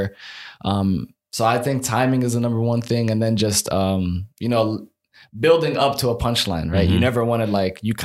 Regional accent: Silver Spring, Maryland, United States; also born or lived in Egypt; I'm from Silver Spring, Maryland

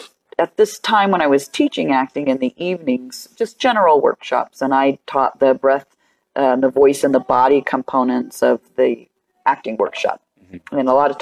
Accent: Tucson, Arizona, United States

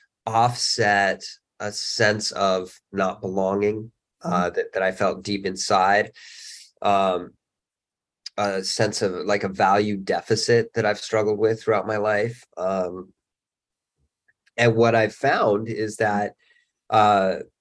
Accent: Salt Lake City, Utah, United States; also born or lived in Canmore / Boulder / Bozeman; now in Los Angeles, United States; I grew up in Salt Lake City.

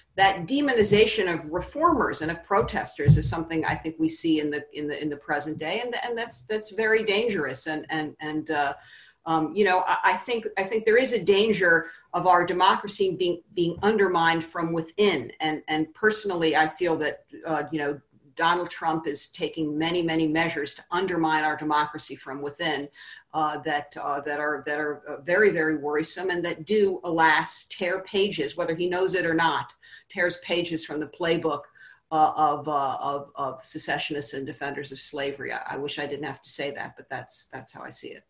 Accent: Virginia, United States; Virginia, which is my, my home state

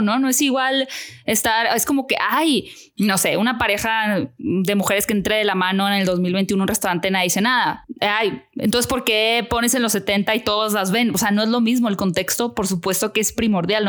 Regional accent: Hermosillo, Sonora, Mexico; moved away as an adult; now in Mexico City, Mexico; yo vivo en Ciudad de México hace 11 años, pero soy de Hermosillo

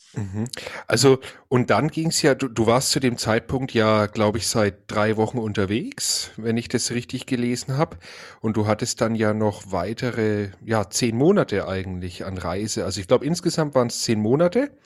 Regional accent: Franconia, Bavaria, Germany; Ich als Franke

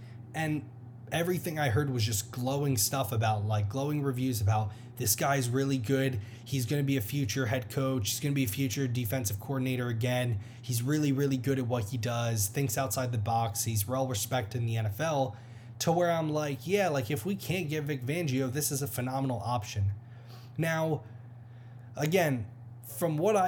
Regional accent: United States; I grew up 45 minutes outside Philly, so I know what that area is like.

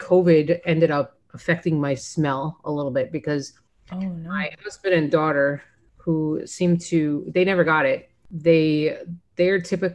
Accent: Florida, United States; I grew up in Florida

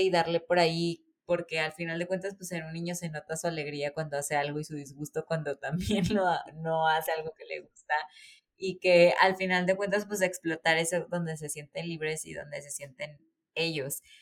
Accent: Córdoba, Veracruz, Mexico; yo soy de Córdoba

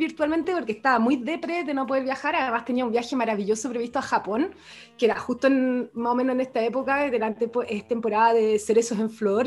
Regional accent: Chile; en Chile la vivimos

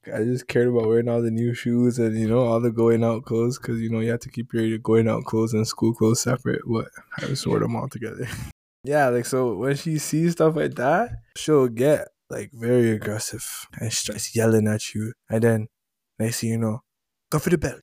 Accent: Jamaica; I'm Jamaican.

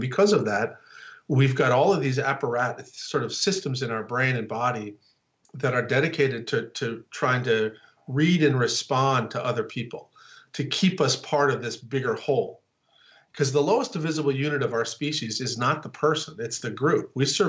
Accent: North Dakota, United States; also born or lived in Chicago / Texas; So I'm from North Dakota, right? And I live I live on the East Coast, I live in Chicago, and then I moved to Texas.

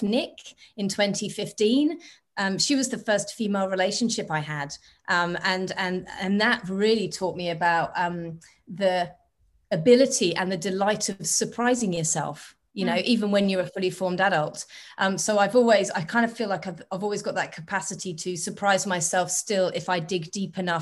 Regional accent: England, United Kingdom; moved away as an adult; also born or lived in Australia; now in Barcelona, Spain; I was born in England a long time ago, 42 years ago, but I've lived most of my adult life

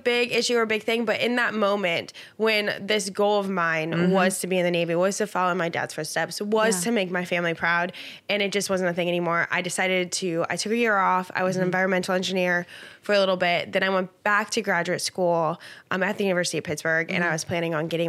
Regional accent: Italy; born there; I was born in Italy so I was born in Italy

